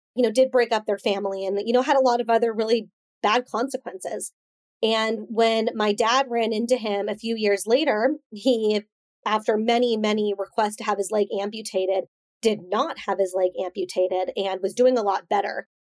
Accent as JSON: {"language": "English", "town": "Coronado", "region": "California", "country": "United States", "tie": "born or raised there", "said": "being raised in Coronado, you're constantly surrounded by, you know, Navy SEALs training"}